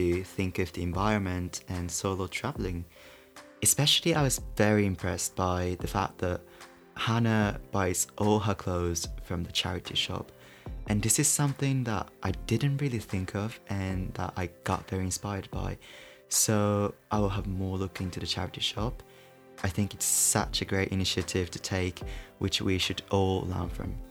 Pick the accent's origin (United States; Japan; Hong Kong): Japan; moved away; I'm from Japan